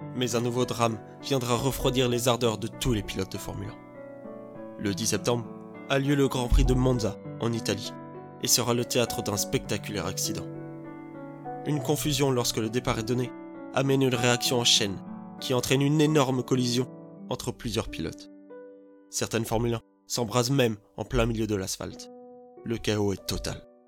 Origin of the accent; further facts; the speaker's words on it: France; chez nous, en France, à Dijon plus précisément